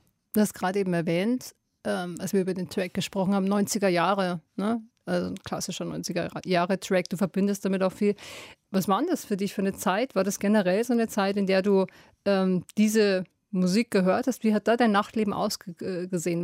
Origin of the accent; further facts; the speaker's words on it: Bavaria, Germany; aus meiner bayerischen Heimat